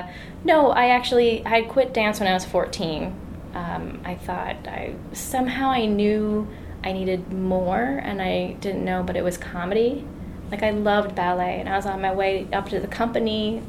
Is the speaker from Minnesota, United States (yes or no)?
yes; Minnesota, United States; born or raised there